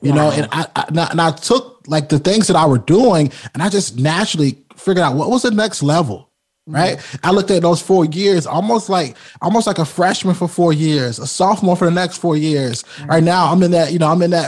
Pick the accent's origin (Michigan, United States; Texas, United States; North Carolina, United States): North Carolina, United States; Rocky Mount; I come from Rocky Mount, North Carolina